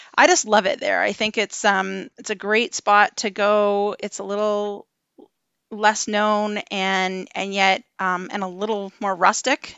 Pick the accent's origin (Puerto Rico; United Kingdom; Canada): Canada; Ontario; moved away as an adult; now in British Columbia, Canada; I am originally from Ontario